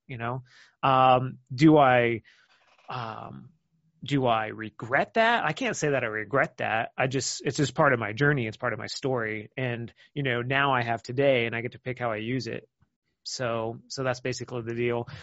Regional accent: Kansas City, United States; moved away; I'm originally from Kansas City

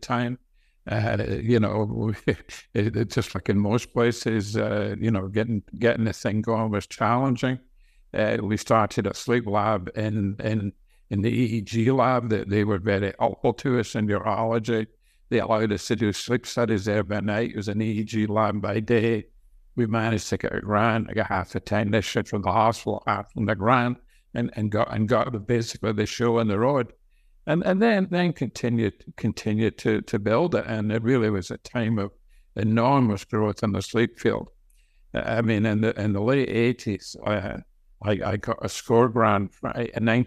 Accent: Scotland, United Kingdom; moved away as an adult; also born or lived in Glasgow, Scotland / Pennsylvania, United States; now in United States; I grew up in Scotland, and I went to the University of Glasgow

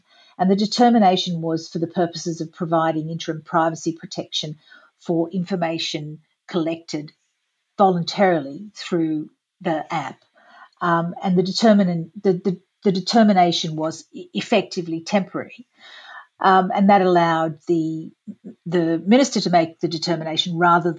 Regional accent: Australia

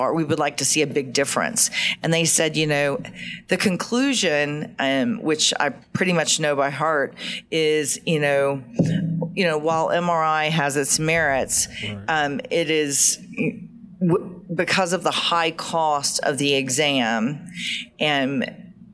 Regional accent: Georgia, United States; accent: deep southern; I'm proud of my Southern roots.

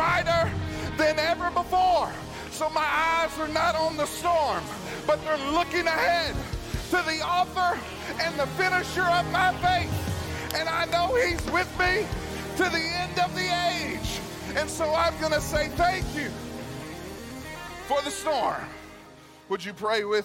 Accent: Arkansas, United States; moved away; I grew up in Arkansas.

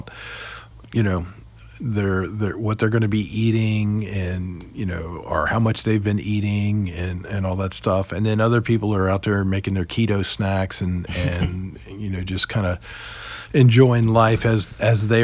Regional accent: Roanoke, Virginia, United States; I grew up in Roanoke

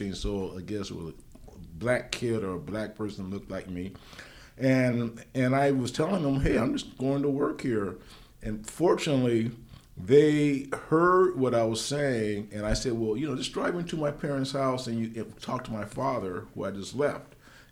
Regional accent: San Diego, California, United States; now in Sacramento, United States; the kind of environment that I grew up in San Diego

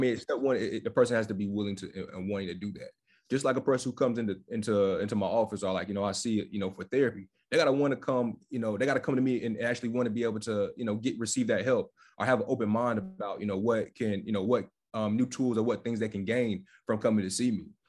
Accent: Fayetteville, North Carolina, United States; moved away as an adult; also born or lived in Charlotte, North Carolina; now in Washington, D.C., United States; I'm based out of Washington, D C. I'm originally from Fayetteville, North Carolina.

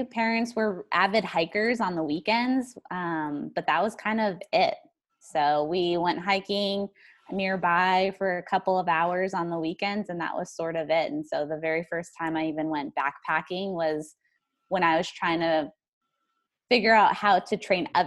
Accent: New Mexico, United States; also born or lived in East Coast; Yeah, so I came from New Mexico. That's where I essentially spent most of my time. I lived on the East Coast before

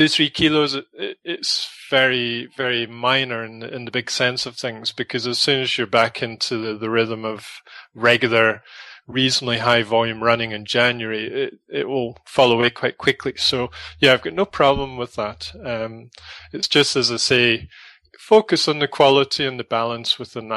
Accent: Scotland, United Kingdom; now in South Africa; I come from Scotland

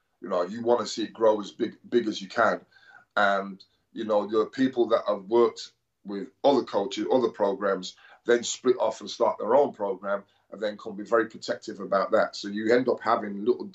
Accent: Birmingham, West Midlands, United Kingdom; moved away as an adult; also born or lived in Newcastle; I came from Birmingham, went to Newcastle

